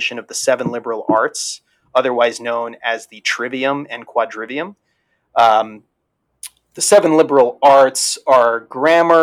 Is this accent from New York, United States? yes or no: yes; New York, United States; growing up in New York